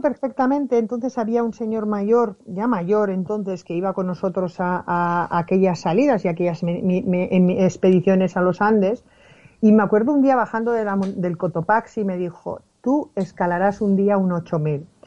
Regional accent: Basque Country, Spain; yo soy del País Vasco

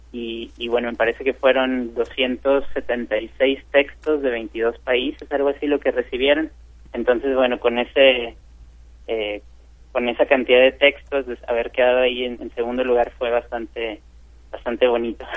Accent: Monterrey, Nuevo León, Mexico; moved away as an adult; also born or lived in Chile; soy, soy de Monterrey, yo nací aquí

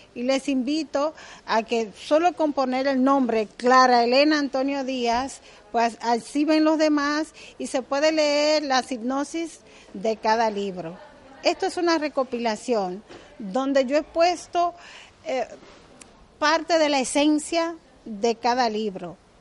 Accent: Dominican Republic; Yo soy dominicana, del Caribe

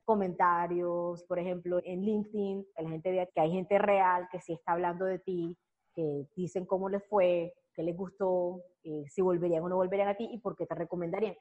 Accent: Barranquilla, Atlántico, Colombia; todos mis clientes de Barranquilla, que es de donde soy

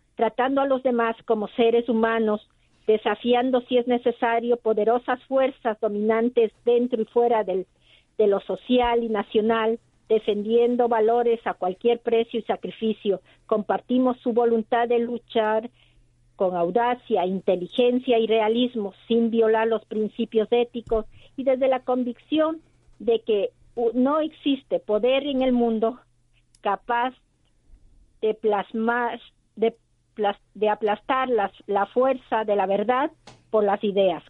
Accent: Ecuador; now in Valencia, Spain; nuestra tierra

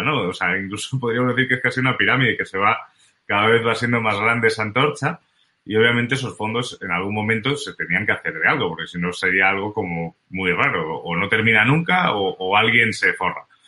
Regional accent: Spain; como buen español

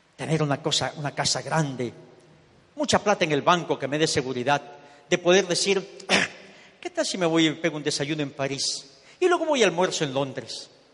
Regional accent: Ecuador; moved away as an adult; also born or lived in Miami; now in United States; me regresé para Ecuador, yo soy ecuatoriano.

